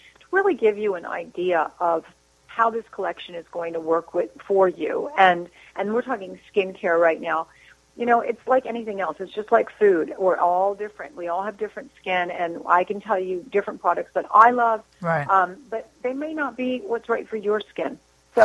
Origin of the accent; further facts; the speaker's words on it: New Jersey, United States; I'm from New Jersey